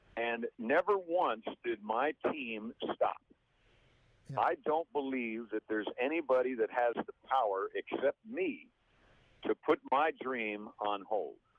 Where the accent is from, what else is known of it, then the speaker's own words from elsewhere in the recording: Mount Kisco, New York, United States; I'm from Mount Kisco, New York